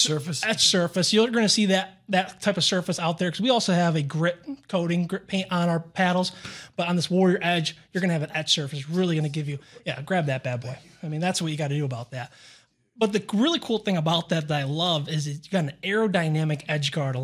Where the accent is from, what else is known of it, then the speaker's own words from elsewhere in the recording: Northeast, United States; I mean, I'm from the Northeast, so I really don't know that area